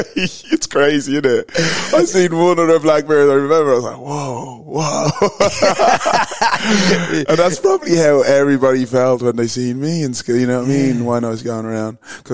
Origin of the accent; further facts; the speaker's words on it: Dublin, Leinster, Ireland; accent: Irish; moved away as an adult; now in London, United Kingdom; I'm as black as they come. So basically my family moved over to Ireland in 1974, from Nigeria, and popped out a load of kids, and I was one of them.